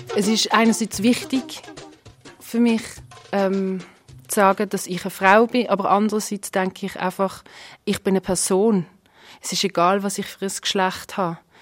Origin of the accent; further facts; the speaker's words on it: Basel, Basel-Stadt, Switzerland; Ich bin hier in Basel geboren und aufgewachsen. Aber meine Eltern kommen aus der Türkei